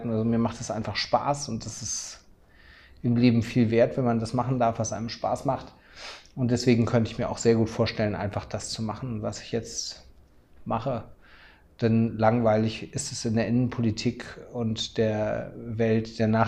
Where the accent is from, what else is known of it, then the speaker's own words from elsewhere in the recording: Schleswig-Holstein, Germany; ich komme aus Schleswig-Holstein, da wird gerade eine Firma belt Beltquerung gebaut.